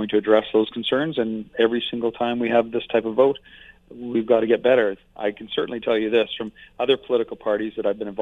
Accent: Fort McMurray, Alberta, Canada; I've been in Alberta more than 50 years. I'm from Fort McMurray.

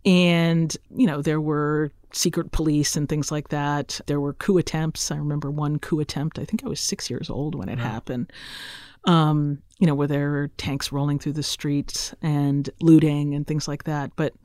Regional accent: Roseville, Minnesota, United States; My dad did a PhD at the University of Minnesota. So I get to claim that I'm from Minnesota because I spent my agonizing middle school years there. Yay, Roseville area middle school.

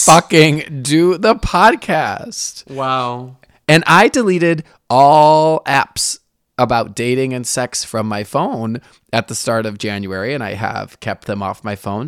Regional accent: Michigan, United States; now in San Francisco, United States; I grew up in Michigan

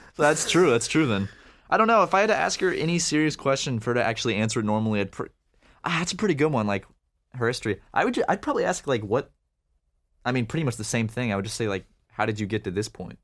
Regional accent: Charleston, South Carolina, United States; I am from Charleston

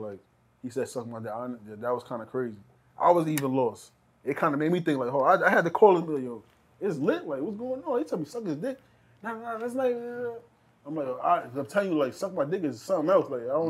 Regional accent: New York, United States; I'm from New York, bro.

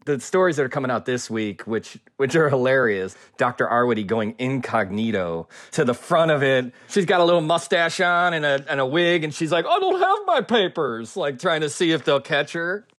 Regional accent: Wonder Lake, Illinois, United States; I grew up in Wonder Lake, Illinois, which is deep into McHenry County

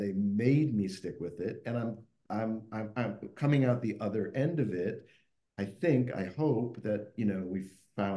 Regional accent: Midwest, United States; now in New York, United States; I grew up in the Midwest

